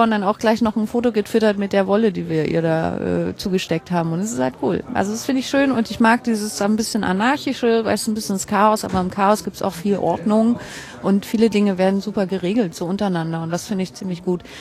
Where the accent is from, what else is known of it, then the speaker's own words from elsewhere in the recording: Hamburg, Germany; Und da haben wir auch ein bisschen den Vorteil als Hamburger